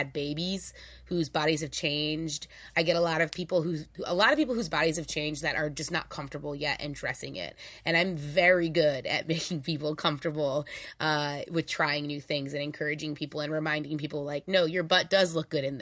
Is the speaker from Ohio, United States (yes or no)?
no; New Orleans, Louisiana, United States; I'm also from New Orleans, so everyone in my family is a little bit of a hustler